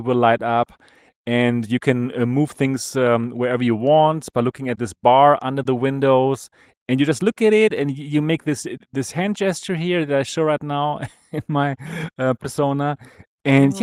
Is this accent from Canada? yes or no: no; Germany; accent: German; English is a second language; German accent